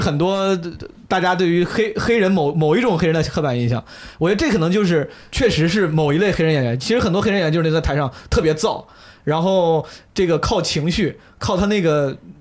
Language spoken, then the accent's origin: Chinese; China; 作为中国人